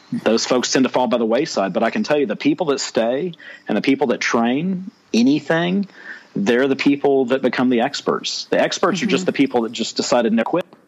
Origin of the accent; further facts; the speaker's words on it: Texas, United States; I am a Texan, born and raised